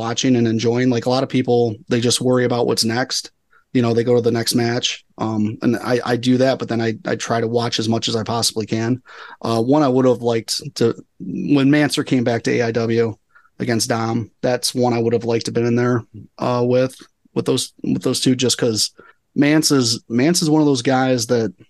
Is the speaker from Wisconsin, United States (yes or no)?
no; Cleveland, Ohio, United States; I'm still from Cleveland regardless.